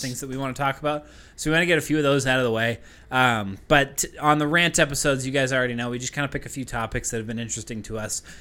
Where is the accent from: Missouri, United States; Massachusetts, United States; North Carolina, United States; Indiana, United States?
Massachusetts, United States; Westford; moved away; we grew up in Massachusetts